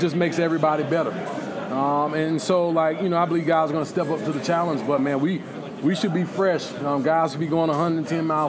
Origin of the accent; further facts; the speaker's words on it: Lyons, Georgia, United States; I'm from South Georgia, you know, small town. So I know how to talk to people because everybody knows everybody where I'm from in Lyons.